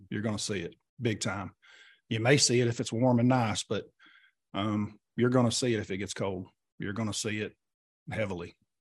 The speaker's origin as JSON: {"language": "English", "region": "Oklahoma", "country": "United States", "tie": "born or raised there", "said": "we grew up here in Oklahoma together"}